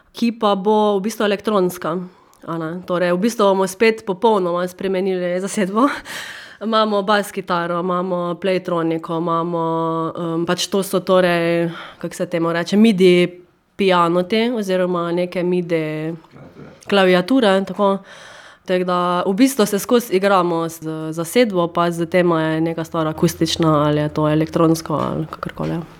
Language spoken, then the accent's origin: Slovenian; Carinthia, Slovenia; accent: Carinthian; Korošci smo kar tako um, zaveden koroški uh, narod